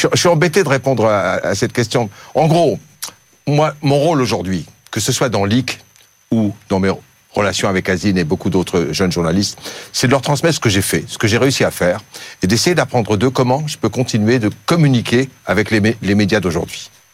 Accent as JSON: {"language": "French", "country": "Algeria", "tie": "born or raised there", "moved": "yes", "said": "En Algérie, mon pays natal"}